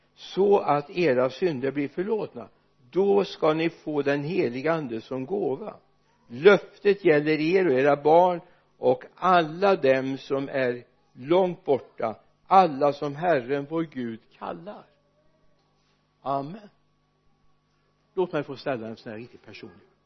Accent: Sweden; jag är uppvuxen i Sverige

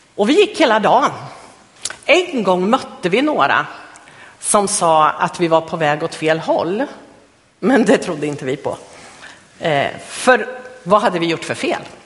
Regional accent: Östergötland, Sweden; moved away; jag kommer från Östergötland från början, så där växte jag upp.

